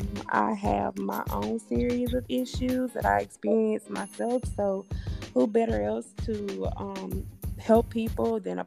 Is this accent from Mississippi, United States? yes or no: yes; Grenada, Mississippi, United States; We all come from that small town, Grenada.